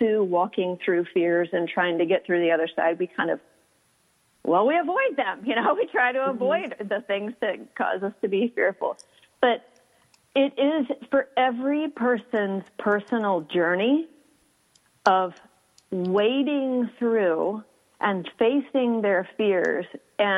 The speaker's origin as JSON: {"language": "English", "town": "Houston", "region": "Texas", "country": "United States", "moved": "yes", "said": "I am from Houston and I love my hot weather"}